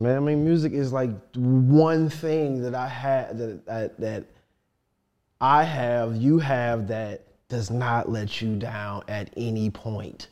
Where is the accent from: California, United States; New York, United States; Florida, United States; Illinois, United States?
Illinois, United States; Chicago; also born or lived in Detroit; I went to go live with my mother in Chicago